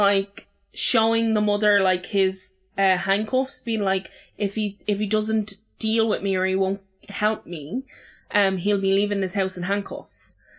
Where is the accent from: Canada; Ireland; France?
Ireland; Dublin, Leinster; I've lived in this house for like 15, 16 years. I'm from Ballyfermot.